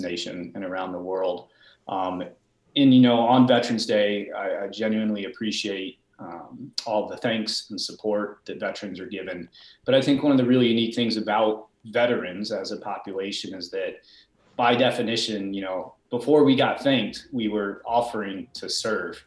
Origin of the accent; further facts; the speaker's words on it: Peachtree City, Georgia, United States; I grew up in the Atlanta area. I grew up in Peachtree City